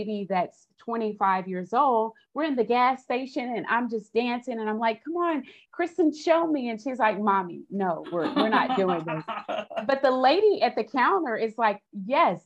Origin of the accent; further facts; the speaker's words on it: Austin, Texas, United States; I'm originally from Austin, Texas, and I'm the youngest of six children